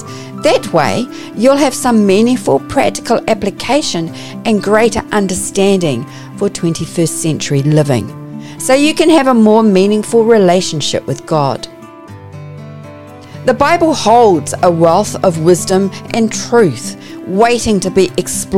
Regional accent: New Zealand; accent: Kiwi; You may pick up from my accent that I'm a Kiwi

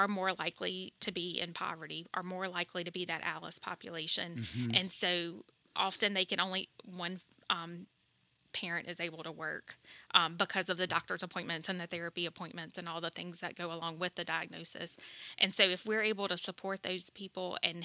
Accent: Denham Springs, Louisiana, United States; born and raised in Denham Springs

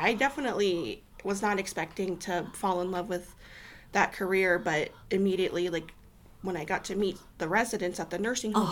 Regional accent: Sergeant Bluff, Iowa, United States; also born or lived in Sioux City, Iowa; I was born and raised in Sioux City. My family lived in Sergeant Bluff for a good 10 years, so that's um, where I spent a good majority of my childhood and teenage years growing up

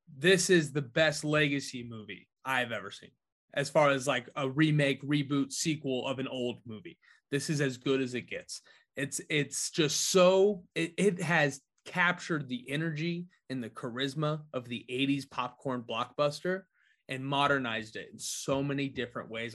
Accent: New Palestine, Indiana, United States; my hometown of New Palestine, Indiana, two stoplights and a McDonald's

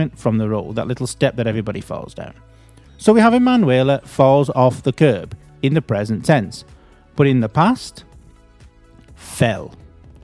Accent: United Kingdom; accent: British; also born or lived in Bury; I'm British

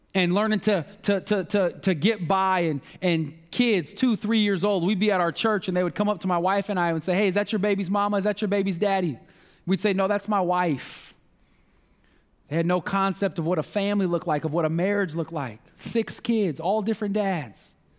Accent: Omaha, Nebraska, United States; I grew up in North Omaha. I was two when our family moved to North Omaha

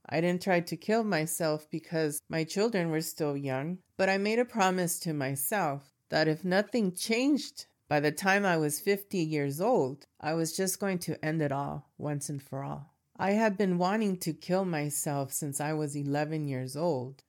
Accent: Los Angeles, California, United States; I grew up in Southern California in Latino neighborhoods, and I'm talking about Echo Park, Boyle Heights, East L A kind of neighborhoods

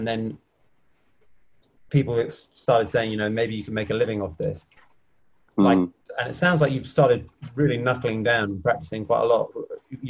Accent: London, United Kingdom; now in Italy; I'm from Fulham. From Fulham.

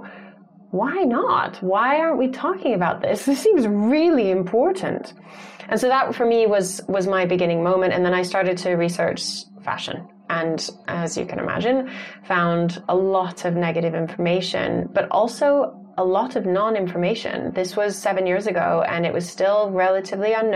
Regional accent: Santa Fe, New Mexico, United States; born or raised there; also born or lived in Tucson, Arizona

